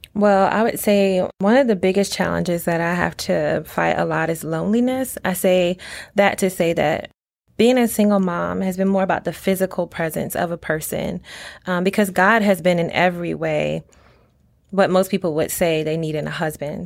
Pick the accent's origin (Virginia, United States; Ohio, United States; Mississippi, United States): Virginia, United States; Norfolk; I was born and raised in Norfolk, Virginia.